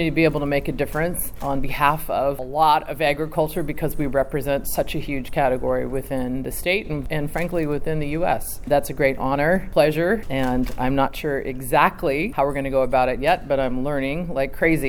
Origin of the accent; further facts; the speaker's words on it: California, United States; nine generations of being a Californian family.